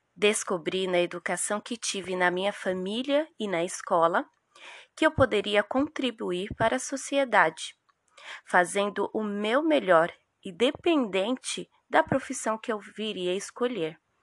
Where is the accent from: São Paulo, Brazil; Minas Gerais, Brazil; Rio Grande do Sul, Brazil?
São Paulo, Brazil; also born or lived in Northeast Brazil; sou nordestina. Mas desde a infância, entre idas e vindas, o Grajaú sempre foi a minha morada